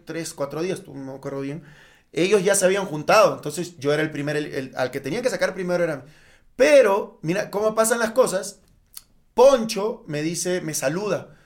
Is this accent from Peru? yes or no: yes; Peru; moved away as an adult; now in Mexico; soy, peruano, soy peruano, peruano, peruano, bien, bien peruano, nacido allá como el ceviche